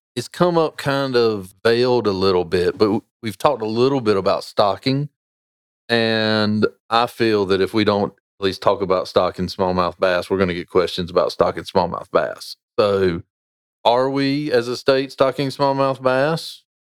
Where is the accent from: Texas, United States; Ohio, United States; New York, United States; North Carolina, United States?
North Carolina, United States; Sarum Creek; I grew up fishing in Sarum Creek, learned how to fly fish there